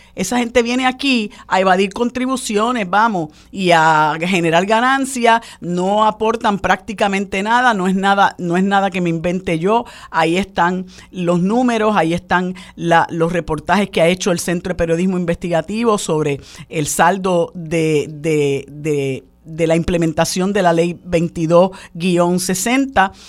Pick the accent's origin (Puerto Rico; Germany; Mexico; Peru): Puerto Rico; los puertorriqueños y puertorriqueñas que vivimos y padecemos